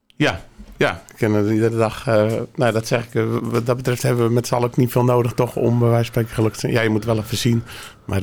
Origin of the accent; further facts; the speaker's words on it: Langendijk, North Holland, Netherlands; geboren hier in, uh, in Langendijk